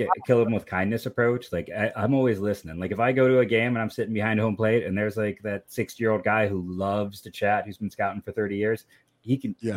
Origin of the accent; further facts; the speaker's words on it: Akron, Ohio, United States; born and raised in, in Akron